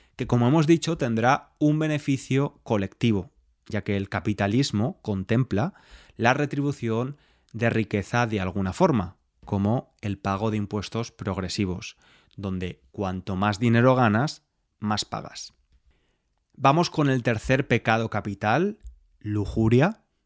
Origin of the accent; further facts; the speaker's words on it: Spain; soy español y me crié bajo esta religión